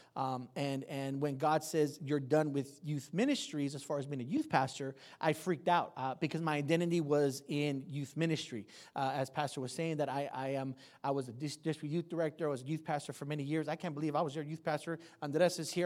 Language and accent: English; San Jose, California, United States; I'm from the east side of San Jose. I'm from King and Story